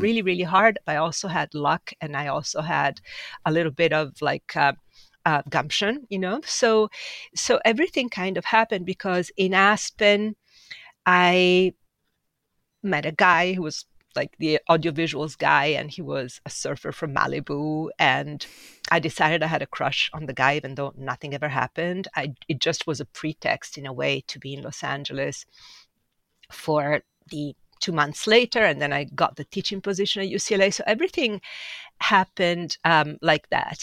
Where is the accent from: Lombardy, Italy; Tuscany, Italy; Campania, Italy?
Lombardy, Italy; Milan; moved away as an adult; also born or lived in Sardinia / Ferrara; now in New York, United States; grew up most of my life in Milan.